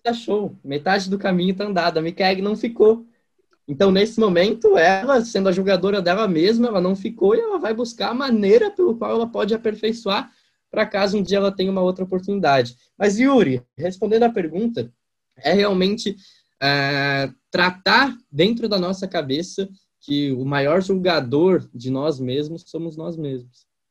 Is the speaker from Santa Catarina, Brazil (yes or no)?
yes; interior of Santa Catarina, Brazil; accent: strongly rolled R; now in Gaspar, Brazil